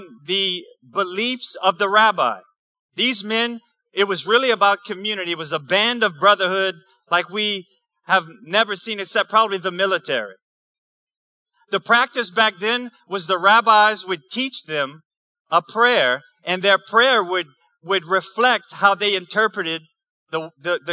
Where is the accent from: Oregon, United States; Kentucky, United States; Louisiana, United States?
Louisiana, United States; New Iberia; I'm from New Iberia, too